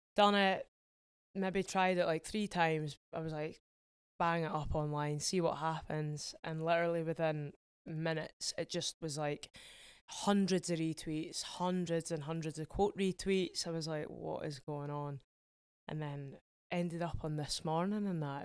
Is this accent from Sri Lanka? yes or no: no; Edinburgh, Scotland, United Kingdom; I'm from Edinburgh